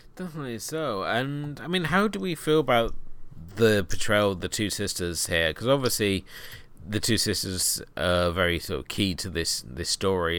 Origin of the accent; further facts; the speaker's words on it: United Kingdom; being a Brit